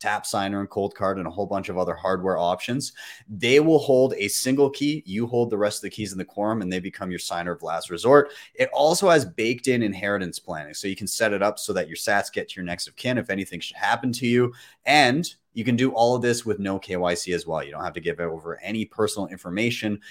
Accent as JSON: {"language": "English", "town": "Calgary", "region": "Alberta", "country": "Canada", "tie": "born or raised there", "said": "my hometown, Calgary"}